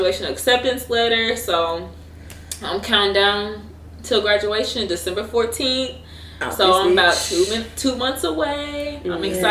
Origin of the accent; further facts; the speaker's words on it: Dallas, Texas, United States; I'm from Dallas